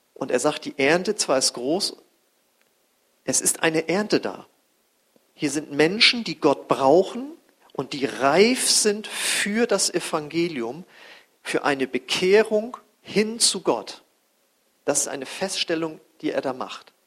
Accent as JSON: {"language": "German", "area": "North Frisia", "region": "Schleswig-Holstein", "country": "Germany", "said": "ich komme ja aus Nordfriesland da am Deich"}